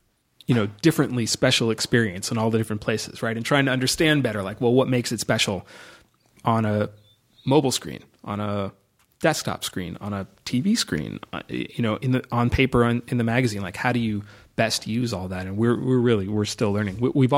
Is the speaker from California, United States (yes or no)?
yes; Los Angeles, California, United States; In Los Angeles.